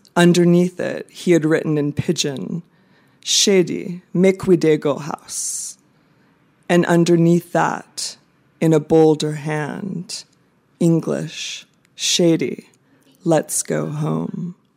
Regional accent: United States; moved away as an adult; also born or lived in Baltimore / Phnom Penh, Cambodia; now in Bangkok, Thailand; I am American

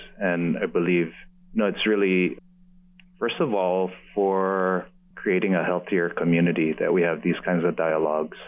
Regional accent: Oahu, Hawaii, United States; being a local boy, raised in Hawaii

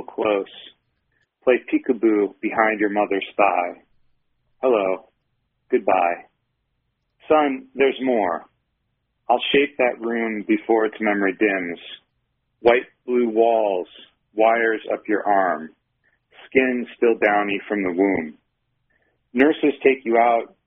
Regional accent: Michigan, United States; now in Utah, United States; I grew up in Michigan

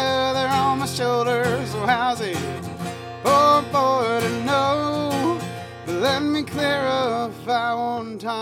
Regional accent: Little Rock, Arkansas, United States; now in Columbia, United States; I was born in Little Rock, Arkansas. I lived there for a long time and moved to Columbia.

